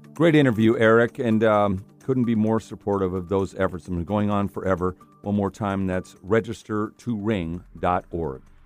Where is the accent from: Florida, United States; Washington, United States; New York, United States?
Washington, United States; Seattle; I'm from the Northwest, Seattle, and the Cascade Mountains